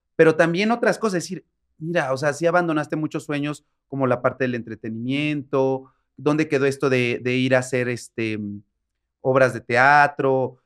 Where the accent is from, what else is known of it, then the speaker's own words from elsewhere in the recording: San Martín Texmelucan, Puebla, Mexico; de donde soy, que se llama San Martín Texmelucan, es un pueblo que está cerca de, Puebla